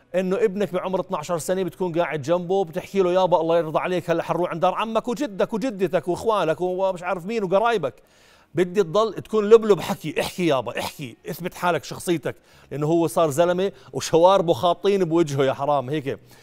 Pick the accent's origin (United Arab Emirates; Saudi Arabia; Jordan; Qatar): Jordan; عندنا بالأردن